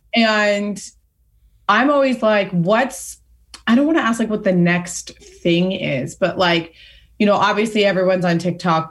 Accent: Pasadena, California, United States; where I grew up in Pasadena

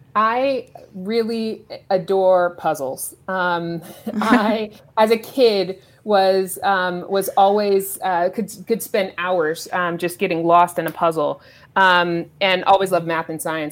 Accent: Los Angeles, California, United States; I grew up in South Los Angeles

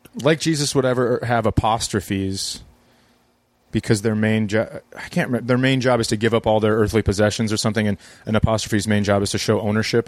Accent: Fergus Falls, Minnesota, United States; I live in my hometown. I moved my kids back so they could be closer to uh, my wife and I grew up in the same town

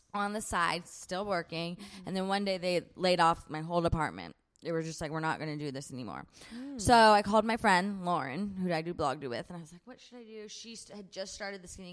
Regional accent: San Diego, California, United States; also born or lived in Nashville, Tennessee / Long Beach, California; I was born in Nashville, went to school in Long Beach, but other than that, lived in San Diego

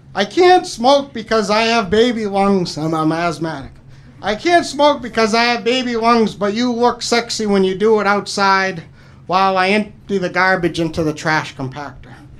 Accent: New Hampshire, United States; moved away; I'm originally from New Hampshire

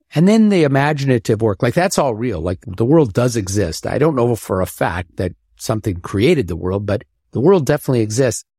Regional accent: Omaha, Nebraska, United States; moved away; growing up in Omaha

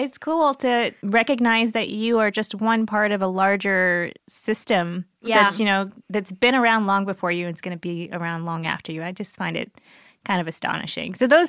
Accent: Missouri, United States; We're from Missouri, like a landlocked area where you can't see like large bodies of water.

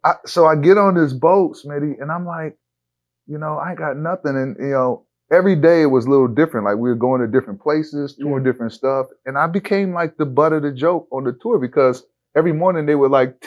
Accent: Lansing, Michigan, United States; also born or lived in Detroit, Michigan; I grew up in Lansing, Michigan. I was born in Lansing, Michigan, but I grew up kind of between Detroit and Lansing, Michigan.

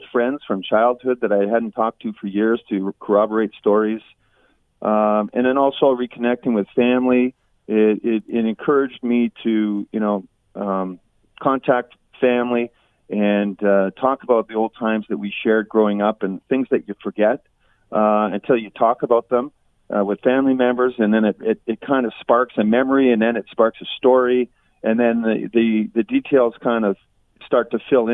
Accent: Vancouver, British Columbia, Canada; now in Hamilton, Canada; my hometown, in BC Place in Vancouver, right? My old hometown. Hamilton's my hometown now

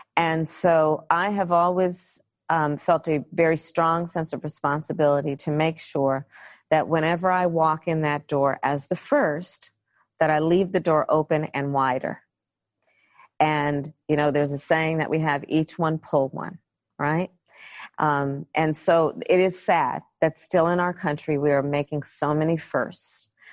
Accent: California, United States; I come from California.

